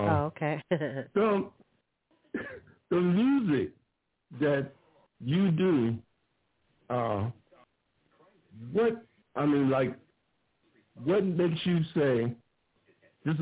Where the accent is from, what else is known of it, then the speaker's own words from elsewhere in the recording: Ohio, United States; now in Grand Prairie, United States; I'm in Texas right now, but I was born in Ohio